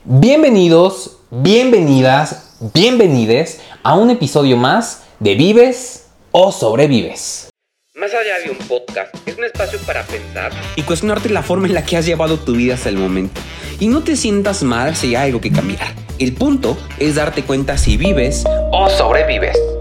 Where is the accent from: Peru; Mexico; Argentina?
Mexico; nosotros como mexicanos